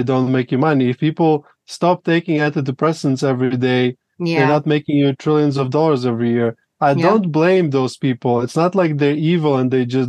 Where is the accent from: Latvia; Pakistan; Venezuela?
Latvia; now in Colombia; I'm originally from Latvia, which was part of Soviet Union.